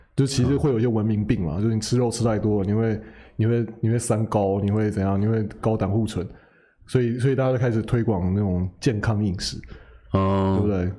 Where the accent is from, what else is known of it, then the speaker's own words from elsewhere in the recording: Taiwan; 我们台湾这个群体里面，大部分的儿童是不用，就是在家里是不需要用到台语的